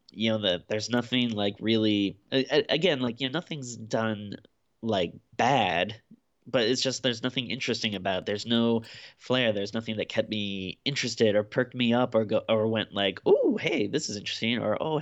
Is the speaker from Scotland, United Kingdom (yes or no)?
yes; Glasgow, Scotland, United Kingdom; my hometown of Glasgow is always nice to see.